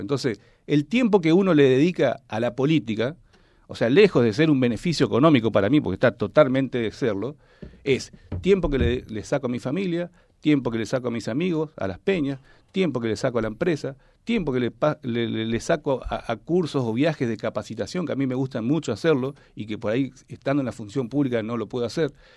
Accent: Reconquista, Santa Fe, Argentina; yo nací en Reconquista, me fui a estudiar, volví y empecé a trabajar

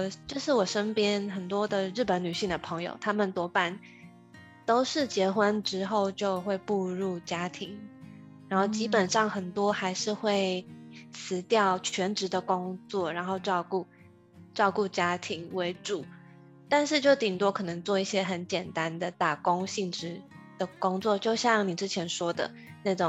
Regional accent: Taiwan; moved away as an adult; also born or lived in Kyoto, Japan; now in Japan; 只是我是台湾人，

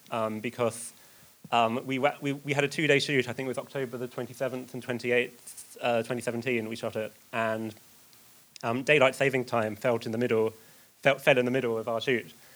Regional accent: Essex, East of England, United Kingdom; I'm from Essex

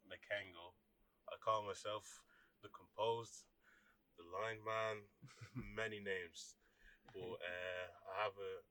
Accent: Ireland; born in Ireland, born and raised in Ireland, so um, still twenty.

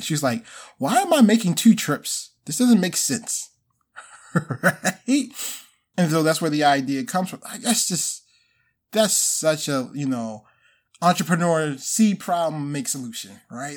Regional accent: Baltimore, Maryland, United States; I'm originally from Baltimore, so went to school here

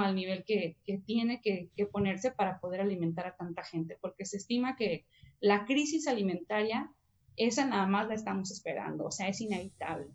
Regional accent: Mexicali, Baja California, Mexico; yo crecí en Mexicali

